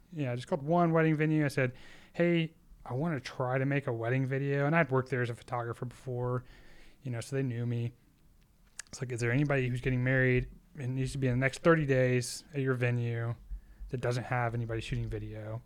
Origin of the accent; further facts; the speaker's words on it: Austin, Texas, United States; I'm from Austin, Texas, and, uh, born in, born and raised in Texas. I'm a Texas boy